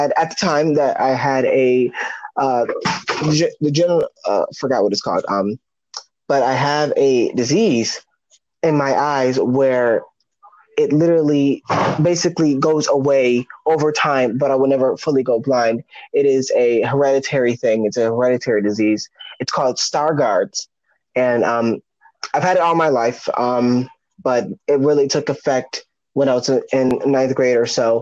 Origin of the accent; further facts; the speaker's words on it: Buffalo, New York, United States; I'm from Buffalo, New York